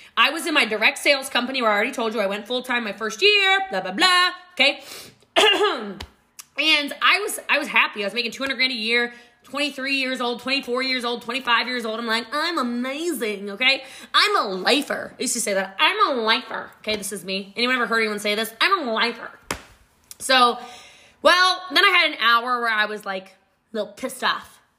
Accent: Middletown, Maryland, United States; moved away; also born or lived in Frederick County, Maryland / Gaithersburg, Maryland; I did grow up in Middletown, Maryland

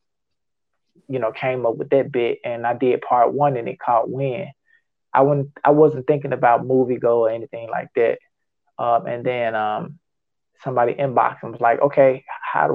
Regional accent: Memphis, Tennessee, United States; I was born and raised in Memphis, Tennessee. Grew up in South Memphis

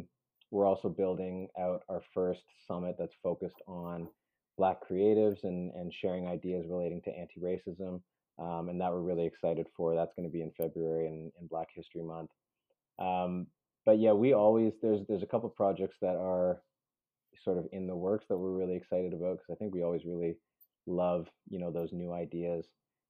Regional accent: Peru; born there; I am adopted. I was born in Peru.

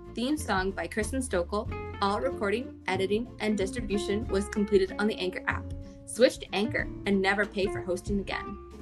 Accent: Barrie, Ontario, Canada; my hometown of Barrie

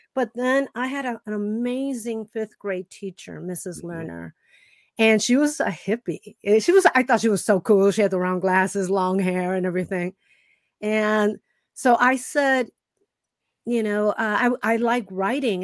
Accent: Chicago, Illinois, United States; I grew up in Chicago

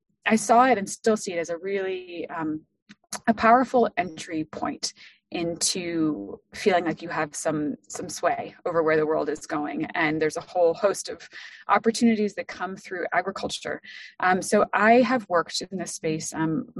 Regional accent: France; moved away; I was born and raised in France. So my father is an Ohioan. I am not

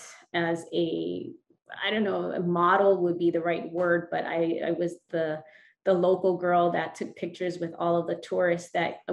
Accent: Wahiawa, Hawaii, United States; I was born and raised in Waihewa

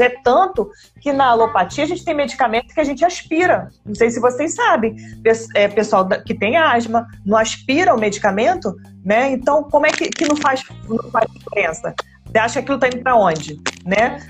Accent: Brazil; nós somos brasileiros

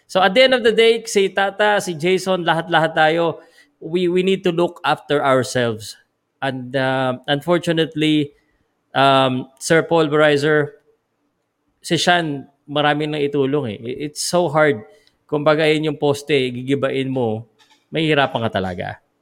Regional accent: Philippines; Because as a Filipino

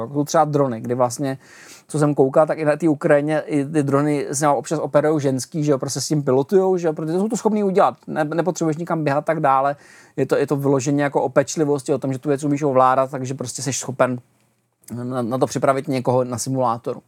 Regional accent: Czechia

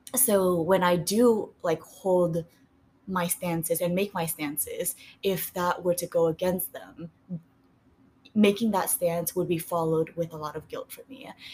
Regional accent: Vietnam; moved away; So I was born in Vietnam

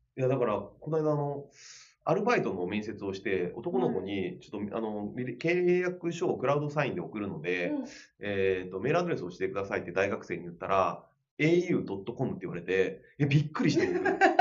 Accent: Kochi, Japan; moved away; 地元が高知なんで、まあ、高知にはさすがに帰れない

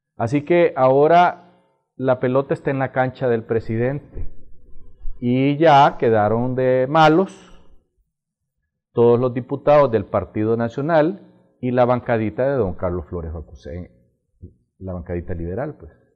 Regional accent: Honduras

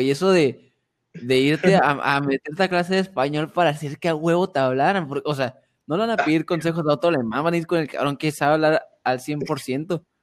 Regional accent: Mexico; soy mexicano, soy mexicano y no me voy

